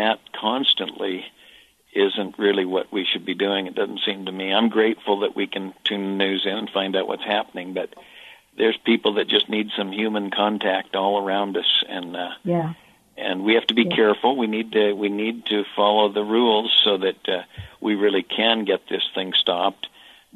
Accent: United States; I'm an American

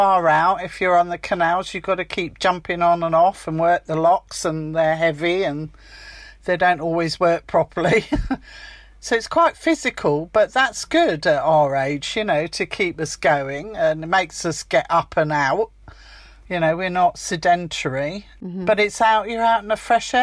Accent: Chichester, South East England, United Kingdom; moved away as an adult; also born or lived in Hertfordshire; I grew up in Sussex in Chichester, so I've always lived near the sea

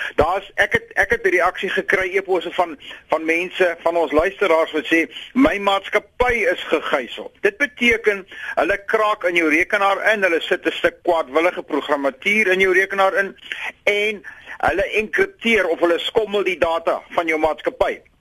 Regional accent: South Africa

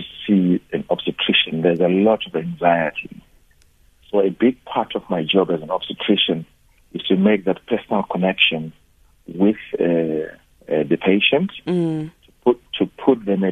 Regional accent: Mashonaland Central, Zimbabwe; moved away as an adult; also born or lived in Bulawayo, Zimbabwe / Limpopo, South Africa / United Kingdom / Cape Town, South Africa; now in South Africa; I was born on the Zambezi escarpment in the northern part of Zimbabwe, in a place called Mashonaland Central. I went to a school out there

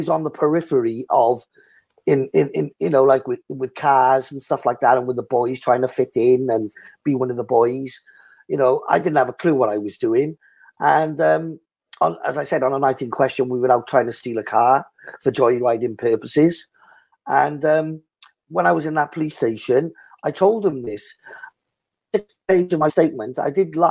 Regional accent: Cardiff, Wales, United Kingdom; the Ely Bridge pub in my hometown in Cardiff.

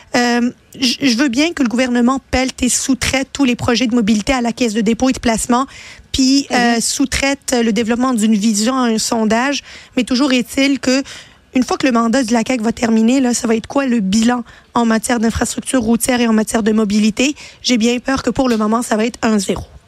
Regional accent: Quebec, Canada; Je suis une fière québécoise, je m'assume euh, et je ne vais jamais m'excuser d'être une québécoise

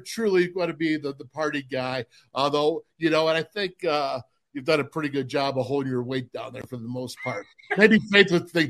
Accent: Orchard Park, New York, United States; We are the boys from Orchard Park

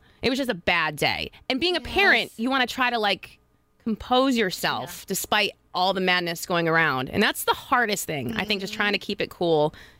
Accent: New York, United States; moved away as an adult; now in San Diego, United States; I'm originally from New York. Been in San Diego for 4 years now. I am a divorced single mom of 4 kids

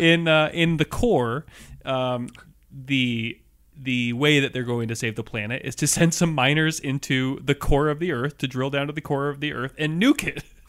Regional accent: Seattle, Washington, United States; growing up in Seattle, and in two thousand one, as a kid

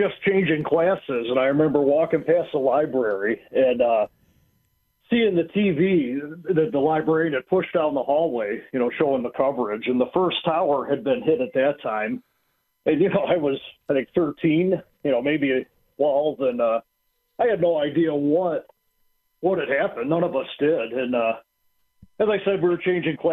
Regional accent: United States; I grew up in Wayne County in a very rural community.

